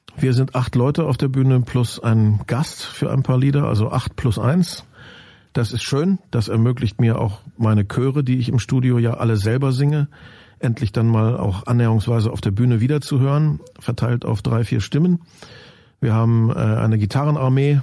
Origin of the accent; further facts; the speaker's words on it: Germany; also born or lived in Lusatia; Ich habe ja nur behauptet, dass ich die Herkunft habe. Aufgewachsen bin ich ja im Westen